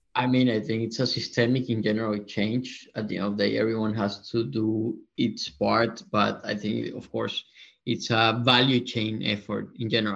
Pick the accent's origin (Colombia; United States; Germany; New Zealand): Colombia; moved away as an adult; also born or lived in London; we are originally from Colombia